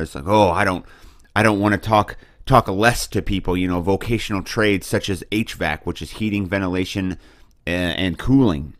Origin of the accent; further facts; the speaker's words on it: Boonville, Missouri, United States; I come from Booneville, Missouri. It's a little town in the middle of the greatest state in the nation